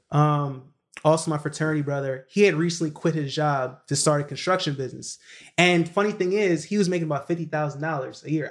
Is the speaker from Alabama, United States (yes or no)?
no; New York City, New York, United States; moved away as an adult; also born or lived in Kingston, Jamaica / Baltimore, Maryland; I was born in, you know, Kingston, Jamaica, but I was raised in Brooklyn, New York